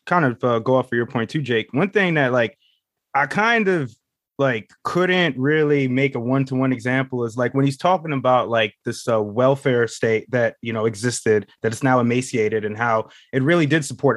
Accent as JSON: {"language": "English", "country": "United States", "said": "I'm an American."}